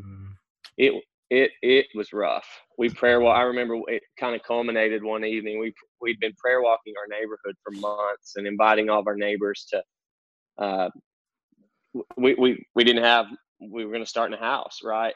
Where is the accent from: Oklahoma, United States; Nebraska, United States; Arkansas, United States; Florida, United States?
Arkansas, United States; North Central; accent: country; now in Conway, United States; I grew up uh, in North Central Arkansas, out in the sticks, uh, country boy, as you can tell from my accent